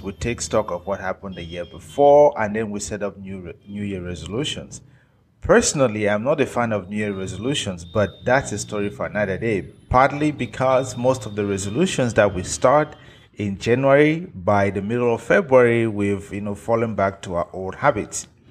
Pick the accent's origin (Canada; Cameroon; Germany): Cameroon; moved away; travel back to Africa, to my home country, Cameroon